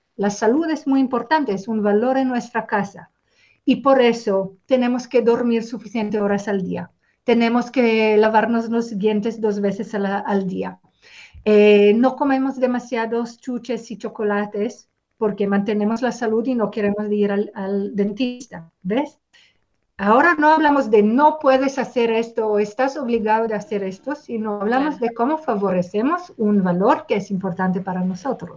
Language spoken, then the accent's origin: Spanish; Israel; moved away; Yo vengo de Israel